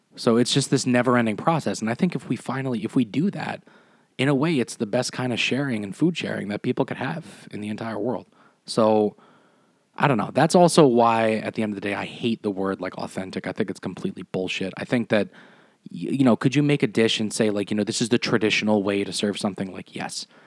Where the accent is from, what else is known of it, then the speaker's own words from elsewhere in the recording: United States; I tell them I'm one hundred percent Italian, but, you know, at the end of the day, like, am I Italian? Like, no, I'm American